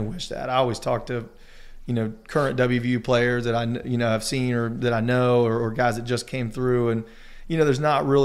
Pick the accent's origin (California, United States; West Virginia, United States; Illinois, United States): West Virginia, United States; Charleston; growing up in Charleston, going to Mountaineer games